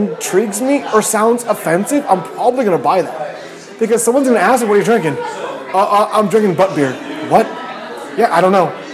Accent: Petaluma, California, United States; I'm from Petaluma.

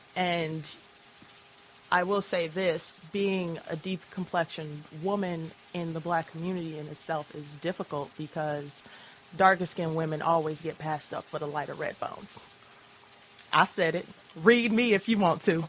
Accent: Chicago, Illinois, United States; also born or lived in Boston; now in Lawrence, United States

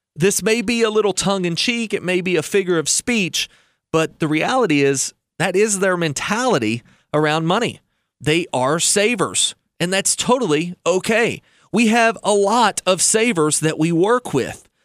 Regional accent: United States; as an American

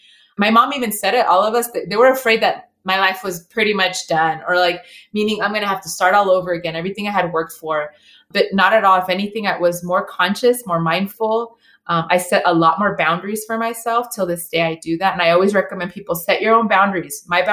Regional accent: El Salvador; I'm Latina, you know, I'm from El Salvador

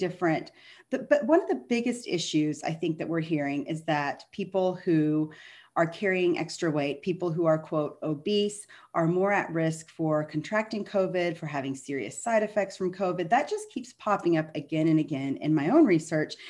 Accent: Texas, United States; I'm a Texan

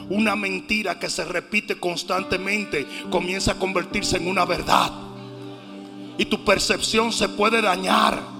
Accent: Pachuca, Hidalgo, Mexico; Yo que vengo de Pachuca y la gente gritaba hasta sin saber lo que estaba diciendo.

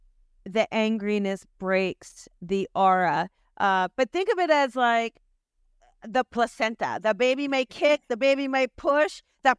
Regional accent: New Jersey, United States; I am from Jersey and born this way.

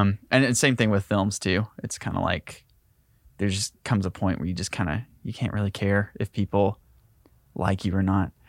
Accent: Ringgold, Georgia, United States; moved away; I grew up in Ringgold, Georgia

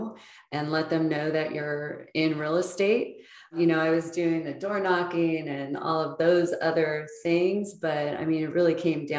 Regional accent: Los Angeles, California, United States; now in San Clemente, United States; growing up in the Valley

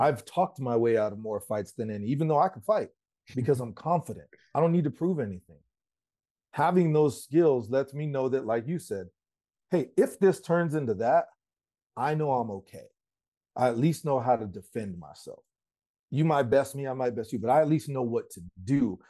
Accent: Colorado, United States; I'm from Colorado

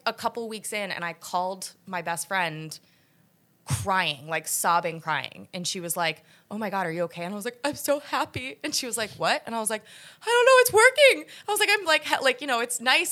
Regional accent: New Jersey, United States; also born or lived in New York City / Philadelphia; now in New York, United States; I was born here, but I moved down to South Jersey and went to college in Philly

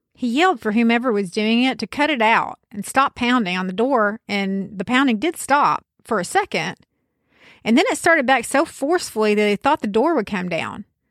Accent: the South, United States; accent: backwoods Southern; I'm from the South. You might even be able to tell from my accent that the specific region is backwoods

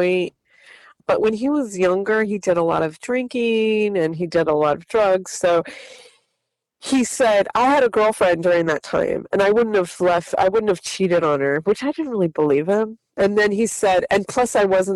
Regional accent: San Bernardino, California, United States; I grew up in San Bernardino

